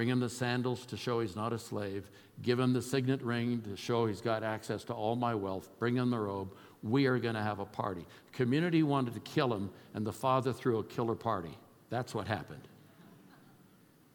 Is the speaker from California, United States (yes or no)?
yes; Oakland, California, United States; moved away; I'm a kid from East Oakland. I'm not a Yaley. I'm not a Harvard guy. Wasn't raised with money